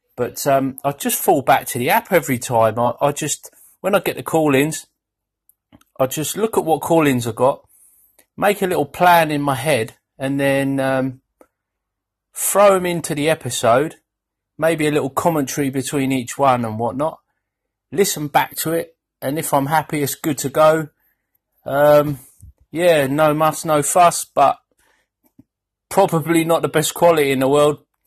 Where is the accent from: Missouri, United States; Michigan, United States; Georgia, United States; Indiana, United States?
Missouri, United States; Kansas City; I grew up in the Kansas City area. When I say Kansas City, I mean Missouri.